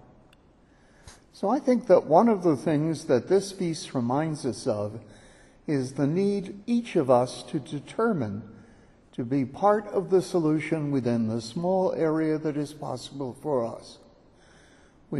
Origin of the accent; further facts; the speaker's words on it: California, United States; moved away; my home state